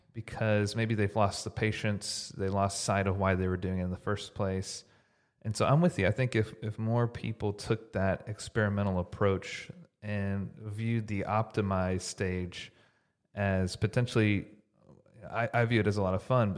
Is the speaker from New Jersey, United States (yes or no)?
no; Houston, Texas, United States; now in Dallas, United States; I grew up in Houston.